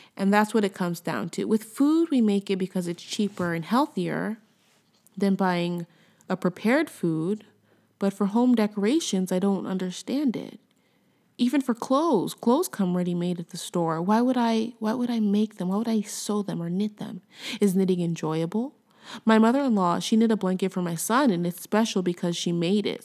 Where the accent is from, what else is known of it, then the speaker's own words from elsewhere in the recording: United States; moved away as an adult; also born or lived in Los Angeles, United States; now in Quebec, Canada; I'm American, you know, I'm an American, but I live in Canada